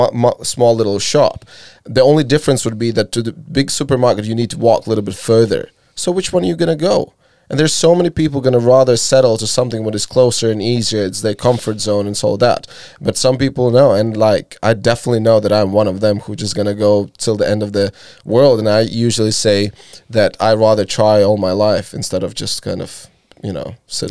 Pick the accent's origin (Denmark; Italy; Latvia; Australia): Latvia; moved away; I moved away from Latvia, not because I was not happy.